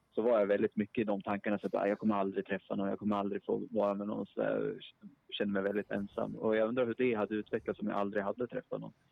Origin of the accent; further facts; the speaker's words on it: Sundsvall, Västernorrland County, Sweden; now in Uppsala, Sweden; Jag bor i Uppsala, men jag är från Sundsvall